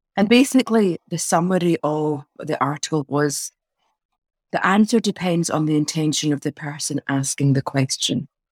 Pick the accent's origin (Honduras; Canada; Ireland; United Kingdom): United Kingdom; Glasgow, Scotland; accent: Glasgow twang; also born or lived in Pakistan / Wales; now in Edinburgh, United Kingdom; I came over when I was three and then I was brought up in Glasgow